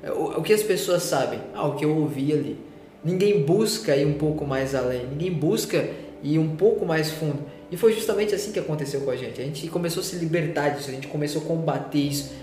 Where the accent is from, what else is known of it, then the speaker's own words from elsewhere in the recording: São Paulo, Brazil; moved away; Eu sou de São Paulo